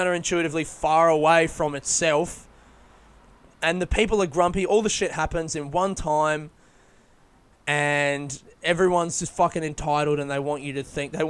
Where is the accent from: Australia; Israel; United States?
Australia; Adelaide, South Australia; moved away; I'm from Adelaide